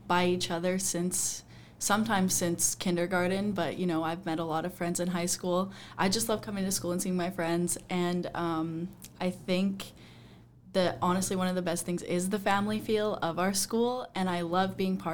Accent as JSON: {"language": "English", "town": "Moose Jaw", "region": "Saskatchewan", "country": "Canada", "tie": "born or raised there", "said": "I was born in Moose Jaw as well, and I live just outside of Moose Jaw, like 5 minutes"}